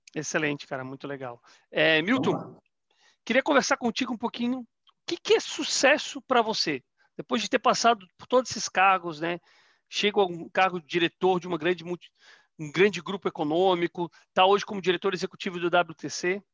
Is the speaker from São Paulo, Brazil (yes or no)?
no; Florianópolis, Santa Catarina, Brazil; also born or lived in Rondônia; now in Curitiba, Brazil; Eu sou natural de Florianópolis